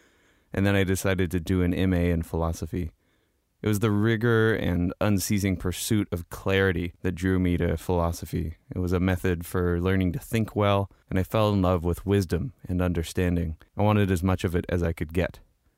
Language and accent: English; Chico, California, United States; my hometown in Chico, California.